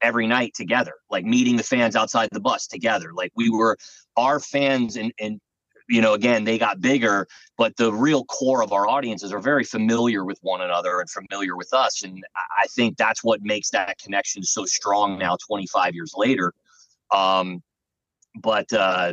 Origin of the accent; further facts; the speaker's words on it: Florida, United States; moved away; also born or lived in New York; I was from Florida originally, and I really just moved to New York to make it